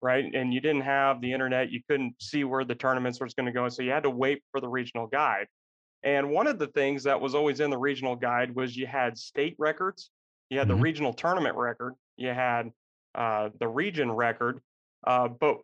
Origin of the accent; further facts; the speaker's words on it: Colorado, United States; I was a kid growing up in Colorado, early 90s